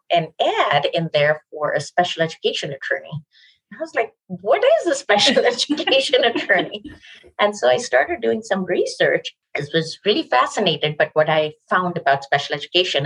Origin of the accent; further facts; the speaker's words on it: Pakistan; also born or lived in New York, United States / India (family origin); now in Westchester, United States; my family is originally from India. I grew up in Pakistan. I came to the US in 1992